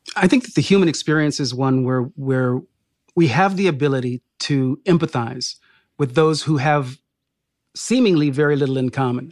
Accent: Sacramento, California, United States; I was raised in Sacramento, California, ca, the state capital, um, he, he, here in this, in this state

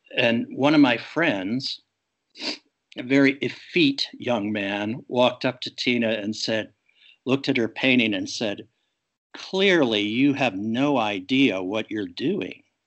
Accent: Pittsburgh, Pennsylvania, United States; my hometown of Pittsburgh

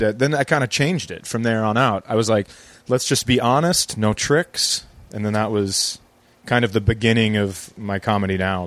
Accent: Fergus Falls, Minnesota, United States; I live in my hometown. I moved my kids back so they could be closer to uh, my wife and I grew up in the same town

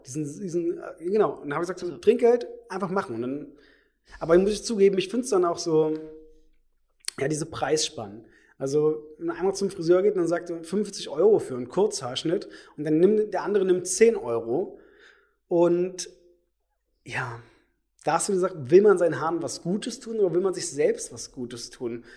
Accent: Brandenburg, Germany; also born or lived in Leipzig, Saxony; now in Berlin, Germany; ich komme ja nicht aus Berlin. Äh, ich komme jetzt aus Sachsen, aus Leipzig, aus, äh, eigentlich aus Brandenburg

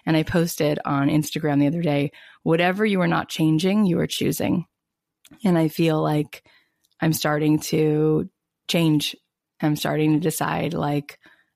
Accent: East Coast, United States; moved away as an adult; now in West Coast, United States; I was born on the East Coast and then I've been out on the West Coast for, I can't believe, 16 years.

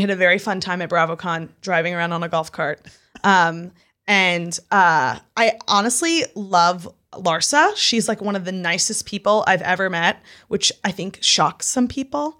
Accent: New York, United States; also born or lived in Utah; when I lived in Utah, I made it a point to tell everybody and their mother I was from New York

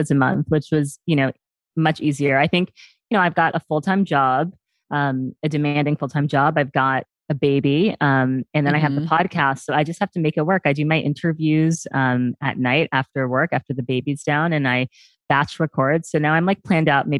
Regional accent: New York City, New York, United States; I grew up here in New York City

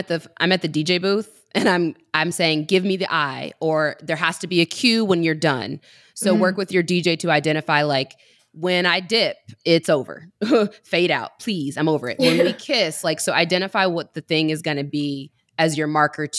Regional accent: Mississippi, United States; I'm from Mississippi

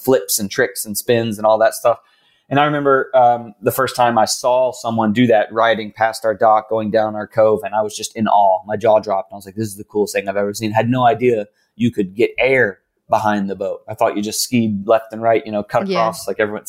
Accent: Raleigh, North Carolina, United States; Born and raised in Raleigh, North Carolina.

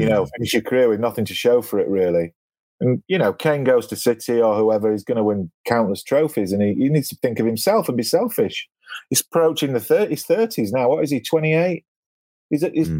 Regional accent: England, United Kingdom; we're all English

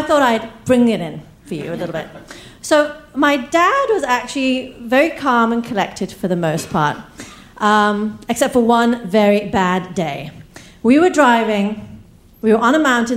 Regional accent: England, United Kingdom; accent: English; also born or lived in East Africa; now in United States; we moved from India to East Africa, where I was born, then to England, where I got my accent, and then to America

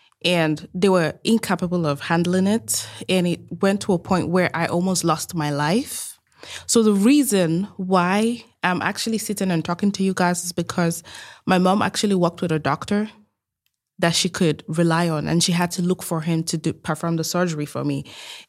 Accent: Nigeria; moved away as an adult; Like, I'm Nigerian. I grew up in Nigeria most of my adulthood, and I left Nigeria at the age of 19.

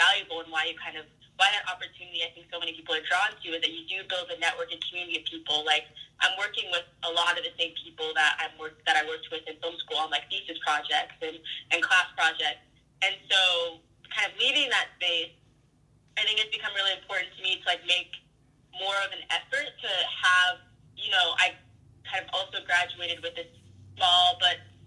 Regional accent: Oklahoma, United States; moved away as an adult; also born or lived in Ithaca, New York; now in Brooklyn, United States; I grew up in Oklahoma

